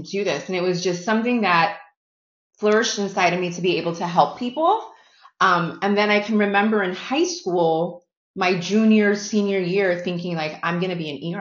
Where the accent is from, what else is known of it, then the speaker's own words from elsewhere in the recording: Chicago, Illinois, United States; I have been born and raised in Chicago, so I am a Chicago girl through and through